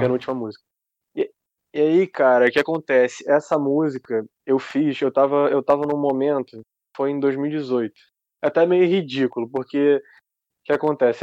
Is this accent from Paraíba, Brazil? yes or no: no; Rio de Janeiro, Brazil; eu sou, eu sou do Rio, do Rio de Janeiro, cidade. Ah, capital, ah, cidade, né? capital. Uhum. Carioca, carioca da Gema, como a gente diz aqui